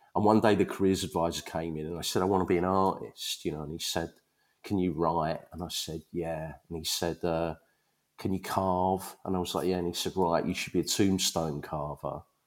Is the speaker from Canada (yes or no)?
no; Leytonstone, London, United Kingdom; also born or lived in Ronda, Spain; I grew up in Leytonstone